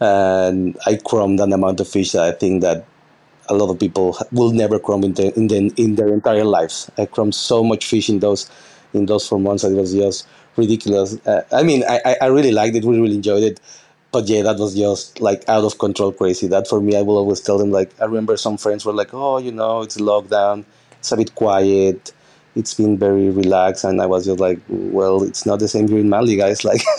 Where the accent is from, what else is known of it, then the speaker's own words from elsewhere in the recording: Mexico; me, my girlfriend, which she's my sous chef here as well, and the bar manager, we're all from Mexico.